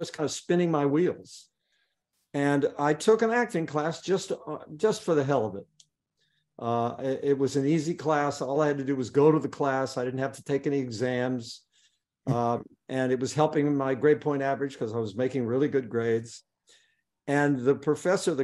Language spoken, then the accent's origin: English; Beckley, West Virginia, United States; I was born here, grew up here, went to school here.